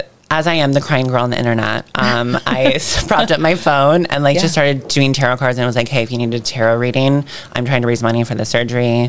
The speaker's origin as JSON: {"language": "English", "town": "Ocala", "region": "Florida", "country": "United States", "tie": "born or raised there"}